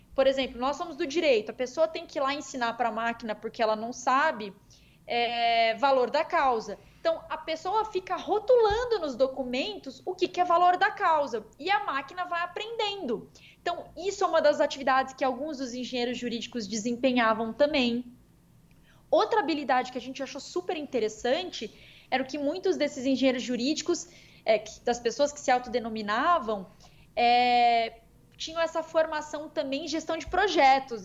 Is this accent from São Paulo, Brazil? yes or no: no; Campo Grande, Mato Grosso do Sul, Brazil; Campo Grande aqui, MS, minha terrinha natal aqui